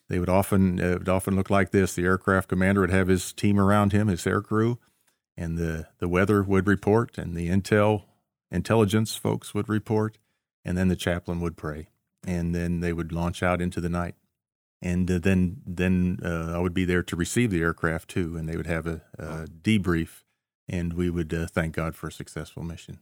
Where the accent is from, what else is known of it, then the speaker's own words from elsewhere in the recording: Cedarville, Ohio, United States; moved away as an adult; also born or lived in Tacoma, Washington; growing up in Cedarville, you know, we didn't move a lot. Uh, no. I, I, lived in the same house first twenty some years of my life